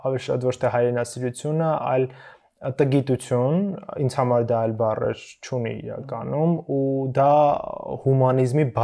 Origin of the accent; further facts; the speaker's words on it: Stepanavan, Lori, Armenia; ես Ստեփանավանից եմ